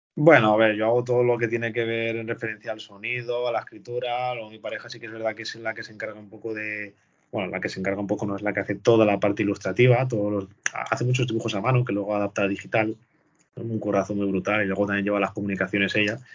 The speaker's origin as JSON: {"language": "Spanish", "region": "Valencian Community", "country": "Spain", "said": "nosotros, que somos valencianos"}